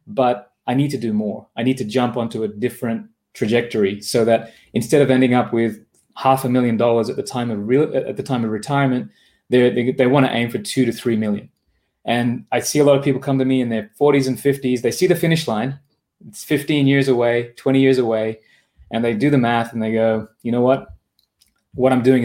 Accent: Australia; accent: Australian; moved away as an adult; also born or lived in Japan; my accent is from Australia because that's where I grew up

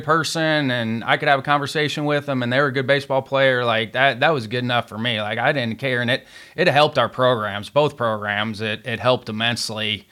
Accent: Southern Indiana, United States; I grew up in Southern Indiana

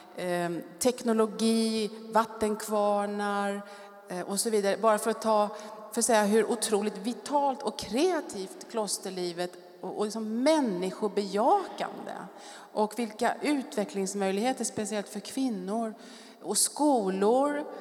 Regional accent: Stockholm, Stockholm County, Sweden; moved away as an adult; also born or lived in France; jag kommer från Stockholm, vuxit upp i Bromma

